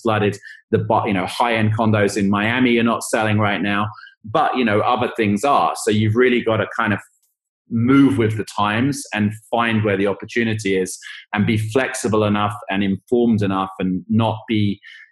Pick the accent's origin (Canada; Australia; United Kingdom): United Kingdom; England; moved away; I'm from England